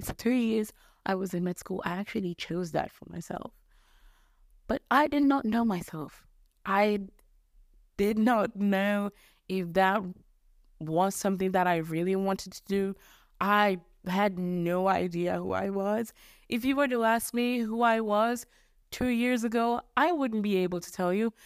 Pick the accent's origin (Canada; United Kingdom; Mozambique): Mozambique; accent: mixture of English, American, Australian, Mozambican; English is a second language; Mozambique is where I'm from